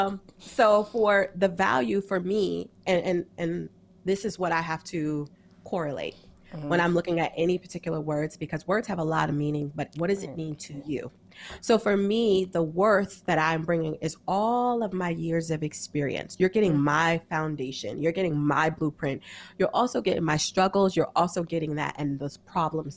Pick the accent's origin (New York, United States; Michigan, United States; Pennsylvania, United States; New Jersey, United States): New York, United States; I'm from New York.